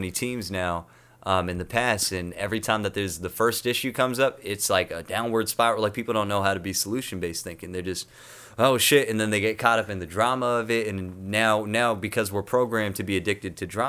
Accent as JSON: {"language": "English", "country": "United States", "also_born_or_lived": "Toronto / South County", "moved": "as an adult", "said": "I'm from North County."}